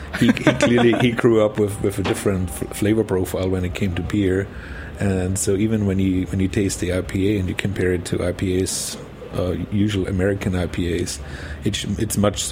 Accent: Burgenland, Austria; moved away; I'm coming from Austria, from the very eastern part called Burgenland, which is a wine region. So my whole family was in the wine business. I grew up with my grandfathers.

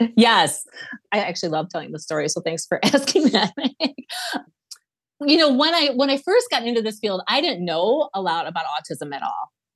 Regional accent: Wisconsin, United States; we're from Wisconsin, Lisa and I are from Wisconsin

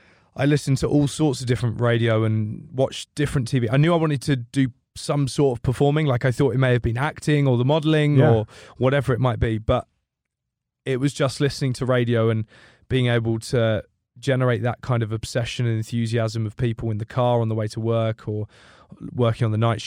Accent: United Kingdom; accent: British; The unreliable Brit.

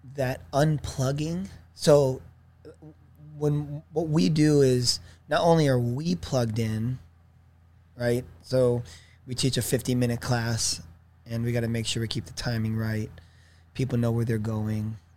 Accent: Irvine, California, United States; also born or lived in Torrance / Oceanside; growing up in Irvine

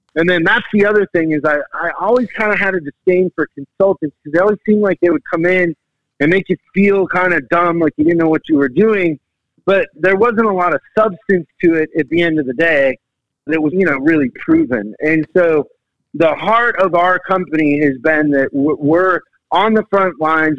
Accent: Seattle, Washington, United States; I'm from Seattle

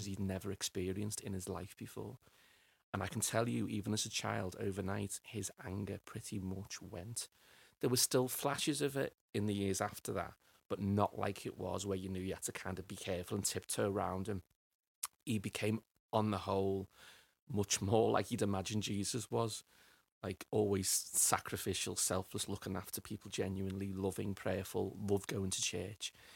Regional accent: Liverpool, North West England, United Kingdom; for a lad growing up in Liverpool

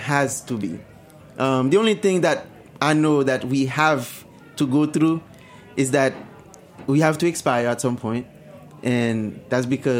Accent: Haiti; moved away; I remember growing up in Haiti

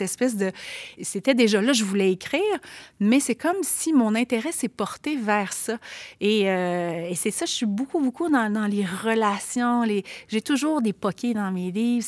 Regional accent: Quebec City, Quebec, Canada; accent: Limoilou diphthongs; je viens quand même d'un milieu qui n'était pas gentrifié à l'époque, le Limoilou, de il y a 40 ans

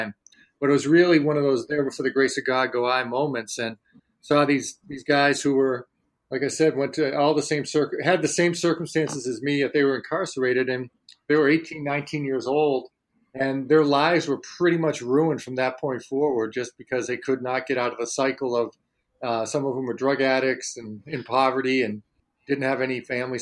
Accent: Worcester, Massachusetts, United States; my hometown of Worcester, Massachusetts

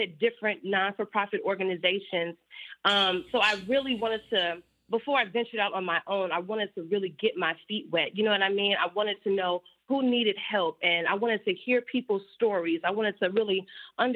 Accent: Chicago, Illinois, United States; a fellow Chicago native, the FLOTUS, our forever FLOTUS, she, you know, saw the work that I was doing in the community of Chicago, my hometown

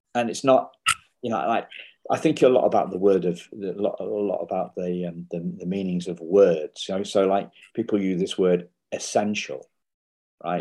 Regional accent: England, United Kingdom; I'm English

